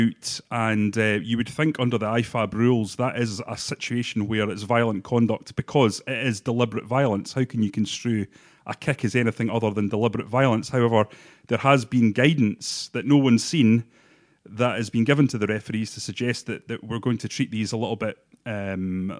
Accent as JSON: {"language": "English", "town": "Bathgate", "region": "Scotland", "country": "United Kingdom", "said": "I'm from Bathgate"}